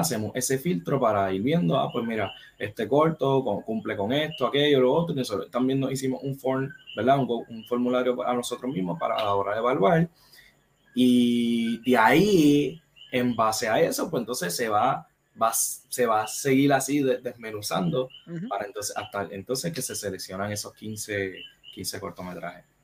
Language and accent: Spanish; Caguas, Puerto Rico; yo soy de acá de Cagua